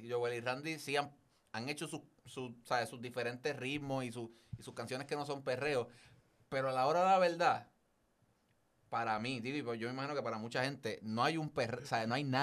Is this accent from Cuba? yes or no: no; Carolina, Puerto Rico; de, bendito sea Dios, de Carolina.